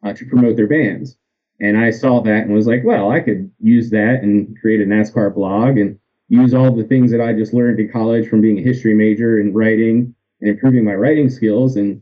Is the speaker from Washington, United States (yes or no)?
no; outside Philadelphia, New Jersey, United States; I grew up in New Jersey right outside of Philadelphia